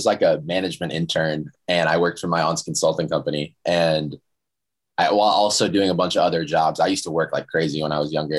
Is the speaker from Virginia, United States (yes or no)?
yes; Northern Virginia, United States; moved away as an adult; also born or lived in Fairfax, Virginia / Maryland; now in Los Angeles, United States; I was born like 20, 30 minutes south, like Northern Virginia. Actually, I was born in Fairfax, Virginia, but I grew up like 20, 30 minutes south. And then I moved, I actually went to University of Maryland for a few years, and then I transferred schools out to California. And I think I've been in LA for 6 years now, five or six.